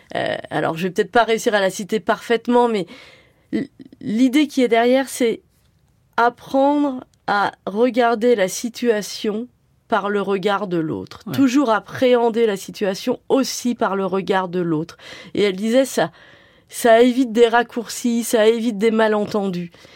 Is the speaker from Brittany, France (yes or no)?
no; Sartrouville, Île-de-France, France; j'ai grandi à Sartrouville au moment des premières émeutes urbaines